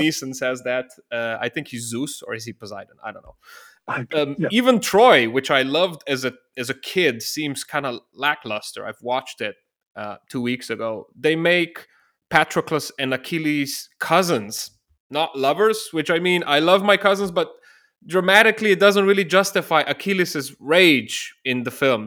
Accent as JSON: {"language": "English", "town": "Ljubljana", "country": "Slovenia", "said": "I'm originally from Ljubljana, the capital of Slovenia, a small country in southeastern Europe."}